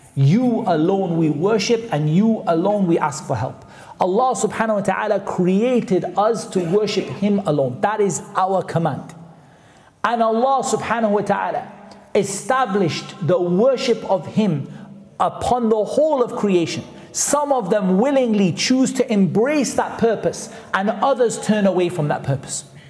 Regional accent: Newcastle upon Tyne, North East England, United Kingdom; I'm from Newcastle, which is not that far away

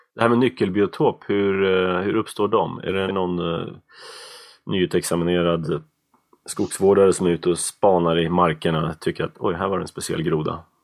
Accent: outside Uppsala, Uppsala County, Sweden; jag växte upp utanför Uppsala

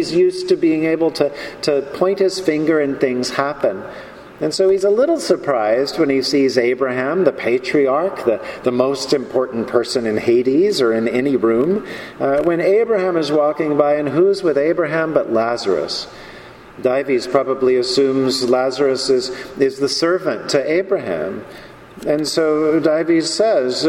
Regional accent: North Carolina, United States; now in New York, United States; I grew up in North Carolina with guns

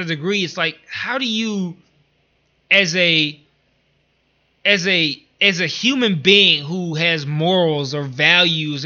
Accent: Detroit, Michigan, United States; I'm from Detroit

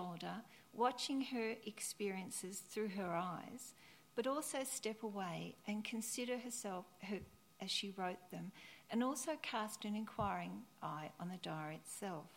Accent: near the Yarra Ranges, Victoria, Australia; my hometown, near the Yuyang Ranges in Victoria

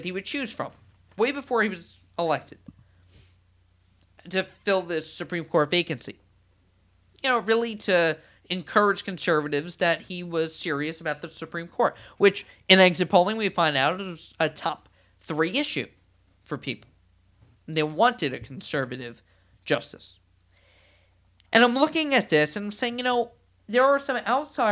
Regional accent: New York, United States; I'm a New Yorker

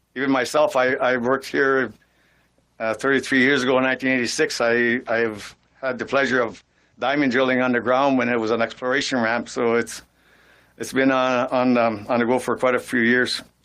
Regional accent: Sault Ste. Marie, Ontario, Canada; growing up in Sault Ste. Marie

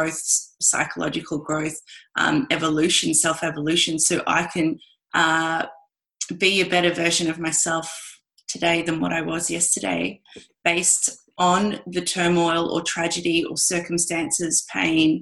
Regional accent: Australia; me being Australian

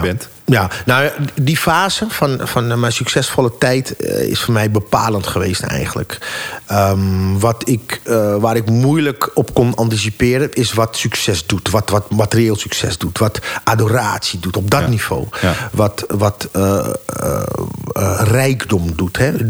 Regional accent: Amsterdam, North Holland, Netherlands; ik ben opgegroeid in Amsterdam in de Jordaan

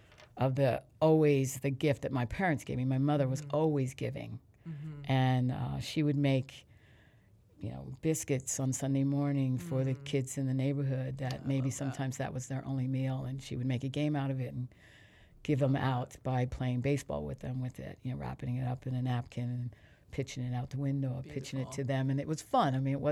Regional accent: Philadelphia, Pennsylvania, United States; also born or lived in Reading; The town that I was born in is called Reading, Pennsylvania, which is right outside of Philly.

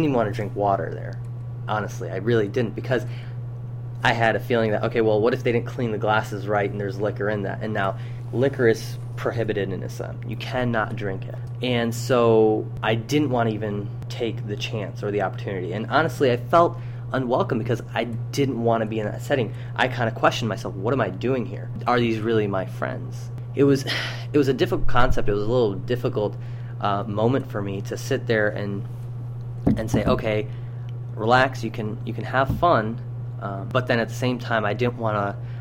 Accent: Aurora, Illinois, United States; also born or lived in Saudi Arabia / New York / Hyderabad, India; I was born in Saudi Arabia, but as I was a young child, we moved out here to New York first and then stayed there for about 6 months. And then finally settled down in Aurora, Illinois

